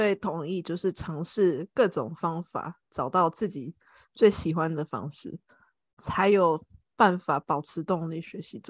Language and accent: Chinese; Taiwan; 其实我虽然我是台湾人，但是我的那个。家人亲戚他们也蛮喜欢问我，因为我我不在台湾工作